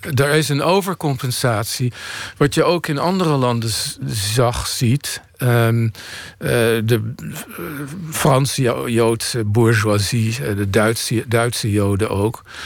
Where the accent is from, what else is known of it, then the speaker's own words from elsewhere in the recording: The Hague, South Holland, Netherlands; ik groeide op in Den Haag